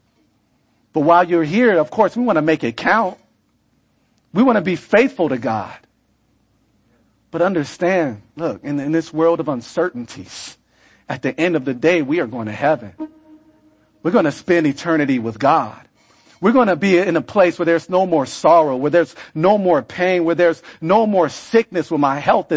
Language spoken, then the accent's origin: English; California, United States; moved away; I come from California